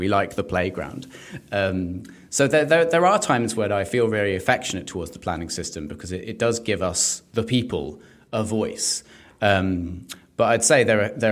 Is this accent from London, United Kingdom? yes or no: yes; London, United Kingdom; I'm a Londoner